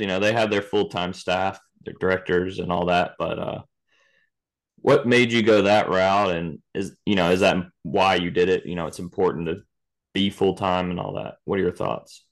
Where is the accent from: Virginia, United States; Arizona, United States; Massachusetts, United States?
Virginia, United States; now in Florida, United States; I grew up in Virginia, um, played for the same club pretty much my whole life